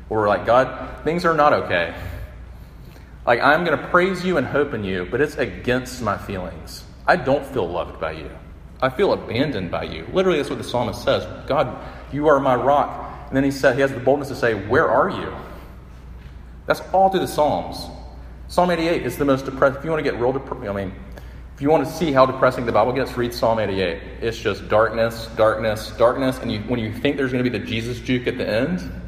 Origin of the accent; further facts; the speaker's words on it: Sumter, South Carolina, United States; my hometown, Sumter